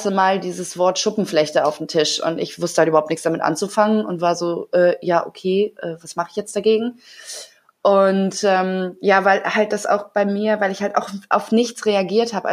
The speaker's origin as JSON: {"language": "German", "town": "Bonn", "region": "North Rhine-Westphalia", "country": "Germany", "moved": "as an adult", "lives_now": "Hamburg, Germany", "said": "Also ich bin ähm, seit gestern 33 und bin vor acht Jahren von äh, vom schönen Bonn nach Hamburg gezogen und habe äh, mein Schauspielstudium hier gemacht"}